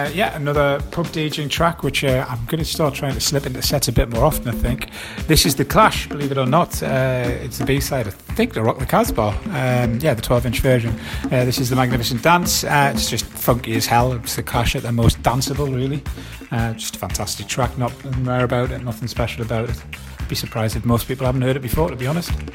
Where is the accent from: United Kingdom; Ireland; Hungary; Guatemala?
United Kingdom; Wallsend, North East England; my hometown in Walls End